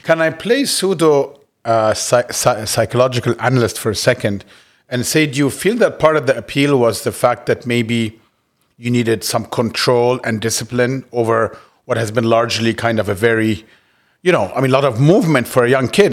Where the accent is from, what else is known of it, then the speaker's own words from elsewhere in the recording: Cairo, Cairo Governorate, Egypt; moved away as an adult; also born or lived in United States; I grew up in Cairo all my life and left to, to school in the States at nineteen